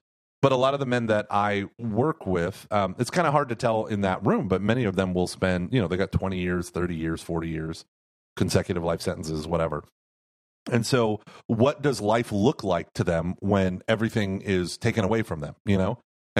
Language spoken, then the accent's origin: English; Houston, Texas, United States; Well, we are from Houston.